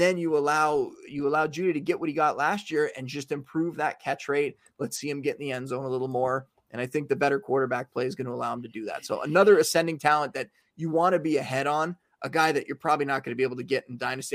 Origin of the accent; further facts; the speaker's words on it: Canada; I was from Canada.